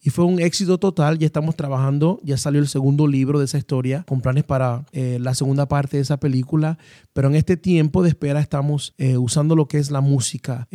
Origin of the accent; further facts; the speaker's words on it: Panama; moved away as an adult; also born or lived in Atlanta, Georgia; now in United States; soy panameño, radicado en los Estados Unidos. Y bueno, creo que mi historia comienza en Panamá a la edad de, cinco años